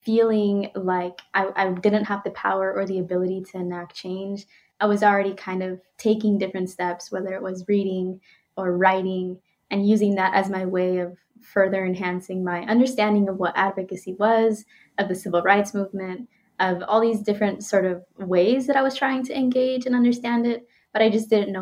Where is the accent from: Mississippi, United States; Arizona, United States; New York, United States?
Arizona, United States; Phoenix; I grew up in Arizona, in the west side of Phoenix